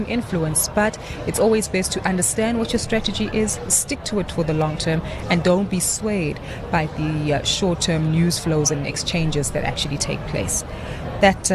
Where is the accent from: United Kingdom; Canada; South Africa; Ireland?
South Africa; us as South African investors